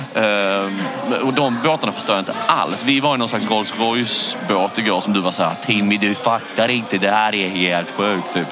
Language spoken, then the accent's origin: Swedish; Falsterbo, Skåne, Sweden; jag är ju från eh, Skandinavien Falsterbo